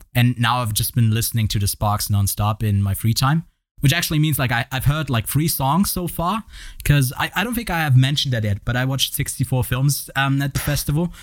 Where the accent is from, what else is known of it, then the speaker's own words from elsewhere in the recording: Switzerland; I'm from Switzerland